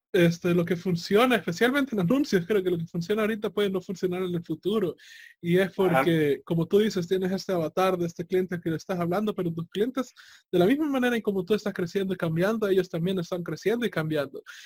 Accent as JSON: {"language": "Spanish", "country": "El Salvador", "said": "en mi país que es bastante pequeño, ¿verdad? El Salvador es bastante pequeño"}